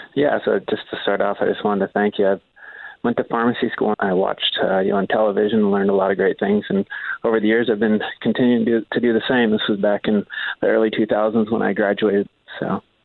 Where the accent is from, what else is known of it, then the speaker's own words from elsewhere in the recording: Florida, United States; now in Vermont, United States; I grew up in Florida